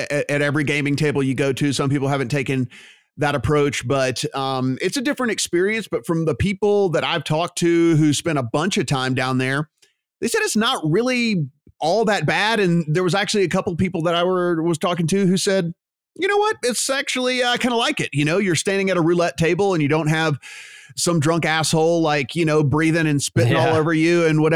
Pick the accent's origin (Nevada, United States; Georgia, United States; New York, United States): Nevada, United States; Las Vegas; my hometown of Las Vegas